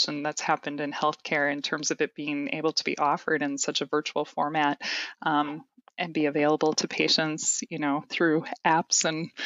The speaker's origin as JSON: {"language": "English", "town": "Gaylord", "region": "Minnesota", "country": "United States", "tie": "born or raised there", "said": "I grew up in Gaylord, Minnesota, on a farm."}